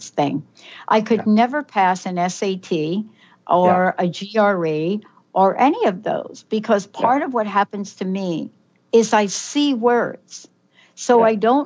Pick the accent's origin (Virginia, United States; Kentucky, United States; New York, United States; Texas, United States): New York, United States; New York City; I am from the Bronx. I do know how to go old school, growing up in the projects in the Bronx.